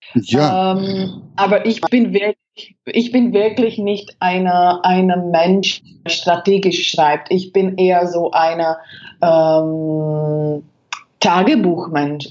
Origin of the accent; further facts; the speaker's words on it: Czechia; German is a second language; moved away as an adult; also born or lived in Germany; Ich bin damals von Deutschland nach äh, Tschechien, äh, also in, äh, in meine Heimat zurückgekommen